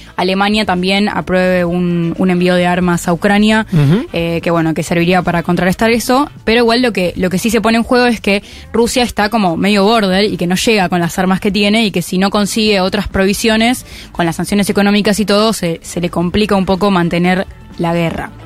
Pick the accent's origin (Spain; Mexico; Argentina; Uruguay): Argentina; Y yo soy argentina